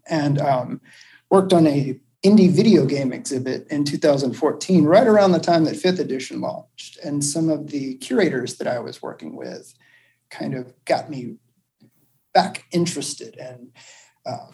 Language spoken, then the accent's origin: English; North Mississippi, United States; I grew up in North Mississippi in a college town